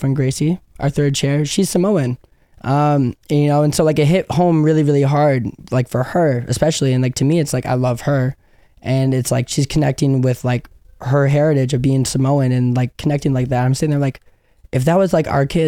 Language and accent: English; Chicago, Illinois, United States; I grew up in Chicago in the suburbs